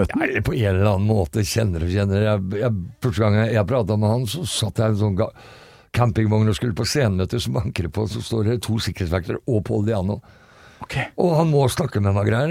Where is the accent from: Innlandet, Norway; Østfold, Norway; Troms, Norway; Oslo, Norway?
Østfold, Norway; Fredrikstad; Jeg er fra Fredrikstad